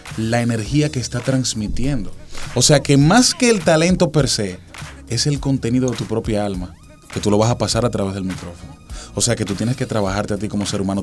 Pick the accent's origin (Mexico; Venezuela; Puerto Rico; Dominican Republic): Dominican Republic; soy el único dominicano